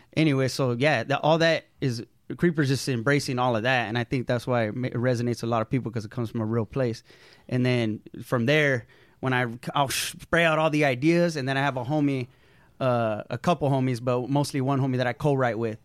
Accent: Oxnard, California, United States; moved away as an adult; also born or lived in San Fernando Valley, California / San Francisco, California; now in Los Angeles, United States; I was born in the in, in San Fernando Valley, mm-hmm. and then I mostly grew up in Ventura County, though, like Oxnard, okay. Camarillo area, Ventura

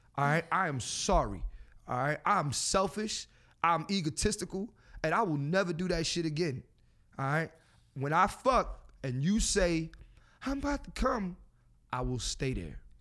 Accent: Philadelphia, Pennsylvania, United States; I'm from Philadelphia

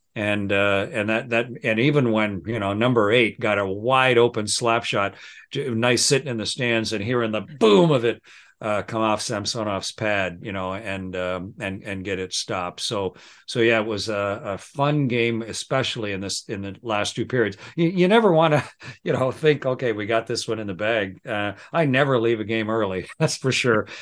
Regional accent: Southern Ontario, Canada; moved away as an adult; also born or lived in South Texas / Moscow; Raised, born and raised in Southern Ontario

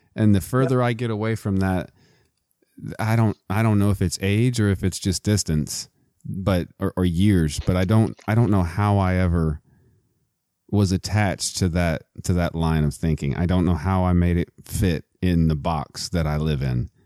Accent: Midland, Texas, United States; I'm also from Texas. I'm from Midland, Texas

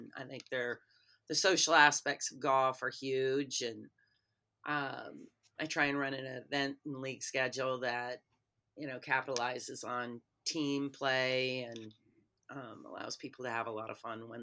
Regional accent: Minnesota, United States; I'm actually from Minnesota

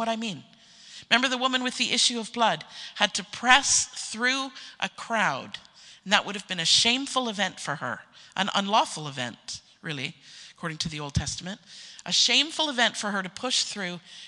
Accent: Canada; being a Canadian myself

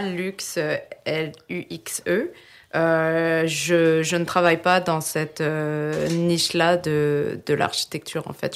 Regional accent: France; moved away as an adult; now in Quebec, Canada; je suis née en France et je suis au Québec depuis 2011.

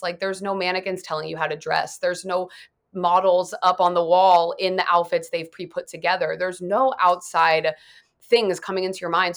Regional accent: Dayton, Ohio, United States; now in Los Angeles, United States; I'm from Dayton, like, not that far away from there

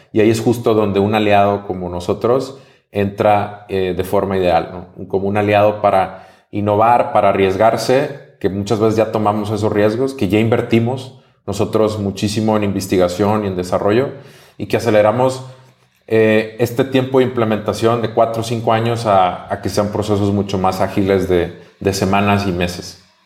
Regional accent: Mexico; soy mexicano

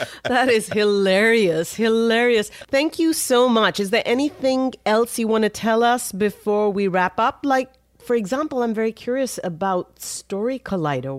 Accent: India; now in United States; I'm from India

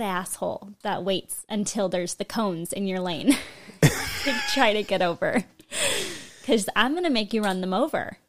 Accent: California, United States; born or raised there

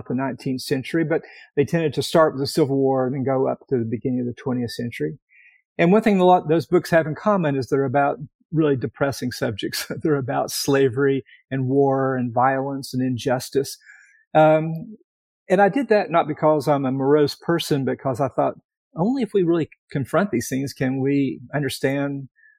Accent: East Tennessee, United States; moved away as an adult; also born or lived in Connecticut / Virginia; I'm from East Tennessee

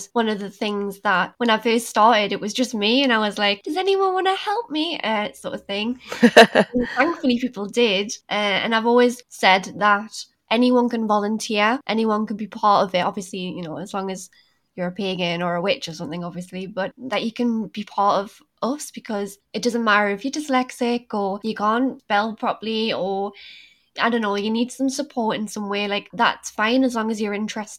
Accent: Newcastle upon Tyne, North East England, United Kingdom; I'm from Newcastle and I'm almost 30

